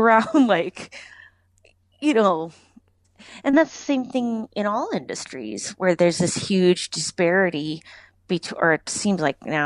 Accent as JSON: {"language": "English", "country": "United States", "said": "as an American"}